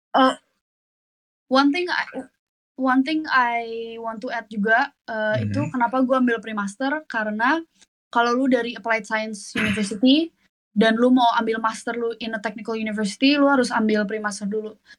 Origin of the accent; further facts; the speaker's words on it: Indonesia; now in Netherlands; gue orang Indo